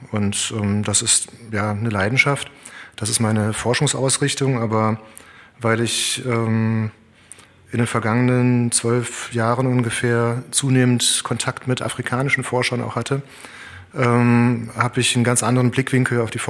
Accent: Cologne, North Rhine-Westphalia, Germany; born there; also ich bin in Köln geboren und Köln ist eine Stadt.

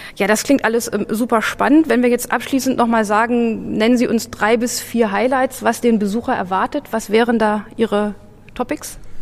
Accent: Berlin, Germany; als Berliner

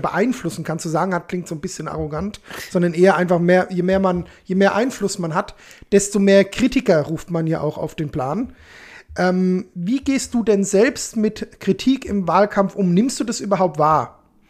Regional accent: Alzenau, Bavaria, Germany; also born or lived in Hanau; Ich komme aus Hanau, fertig. Ich meine, ursprünglich komme ich aus Hörstein, ne, bei ja. Alzenau, aber ja ich bin Hanauer, fertig.

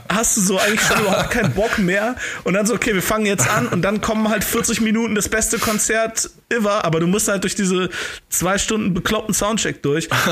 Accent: Cologne, North Rhine-Westphalia, Germany; als Kölner habe ich naturgemäß natürlich äh, zumindest ein bisschen was mit der LGBTQ-Bewegung zu tun

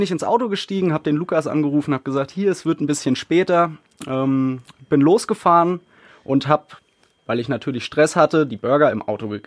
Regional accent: Burbach, North Rhine-Westphalia, Germany; accent: Swabian; also born or lived in Baden-Württemberg; ursprünglich komme ich aus Baden-Württemberg, aus der Nähe von Stuttgart, bin da auch aufgewachsen und bin mit, ich glaube, zehn bin ich hierhin gezogen nach Burbach und ja, da bin ich dann aufgewachsen

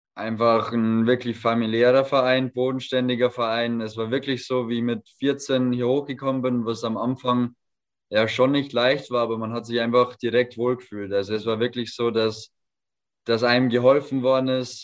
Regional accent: home village five minutes from Vilshofen, Bavaria, Germany; moved away; fünf Minuten von meinem Heimatdorf weg

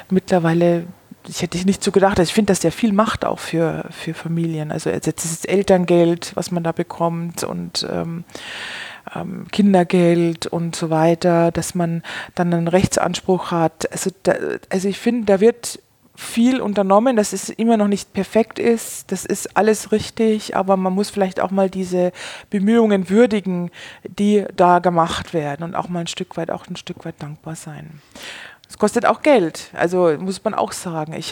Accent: Bavaria, Germany; Also ich komme aus Bayern ähm, und wir sind in der Nähe von München.

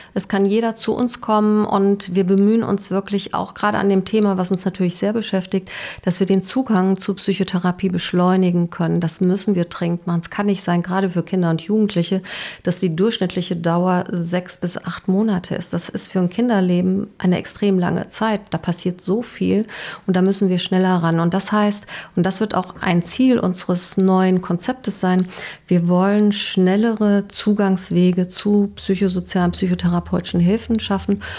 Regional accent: West Germany, Germany; moved away as an adult; also born or lived in Dresden / Basel; now in Bochum, Germany; als Westdeutsche, die dann im Osten war

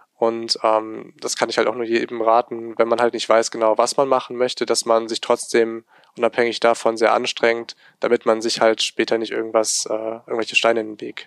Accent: Remscheid, North Rhine-Westphalia, Germany; ich bin halt hier geboren und aufgewachsen in Remscheid

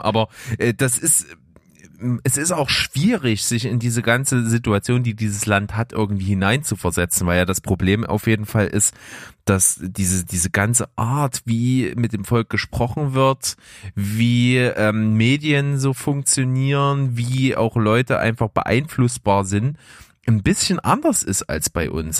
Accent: Germany; bei uns in Deutschland

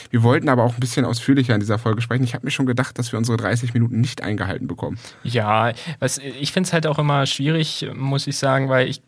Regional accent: Hamburg, Germany; Ich bin zurück in meine alte Heimat nach Hamburg gegangen.

